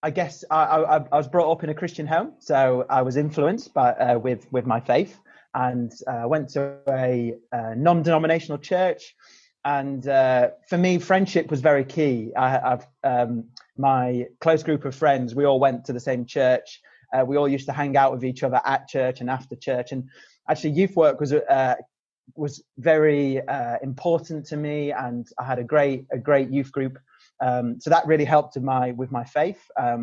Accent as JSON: {"language": "English", "town": "Sheffield", "region": "Yorkshire and the Humber", "country": "United Kingdom", "said": "Sheffield, which is where I'm from"}